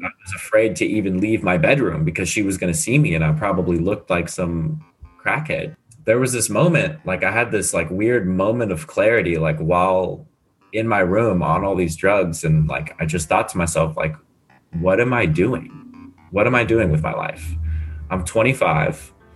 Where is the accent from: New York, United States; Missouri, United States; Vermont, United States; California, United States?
California, United States; San Diego; moved away as an adult; also born or lived in Illinois; now in Scottsdale, United States; I have never lived anywhere else but San Diego.